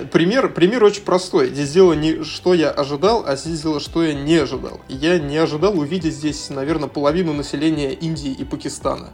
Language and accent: Russian; Russia; moved away as an adult; also born or lived in Vienna, Austria; now in Dubai, United Arab Emirates; в нашей стране